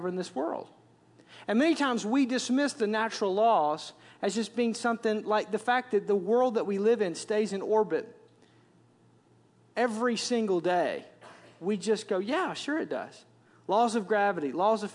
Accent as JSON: {"language": "English", "region": "Wisconsin", "country": "United States", "moved": "as an adult", "said": "as you can tell from my accent, I'm from Wisconsin"}